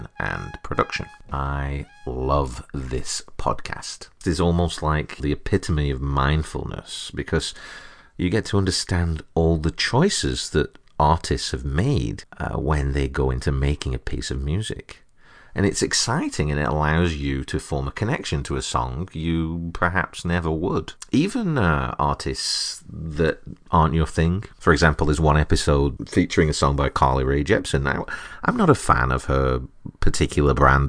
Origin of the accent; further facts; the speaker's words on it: Burnley, North West England, United Kingdom; Being English working class lads from Burnley, we were very much a product of a stone milker culture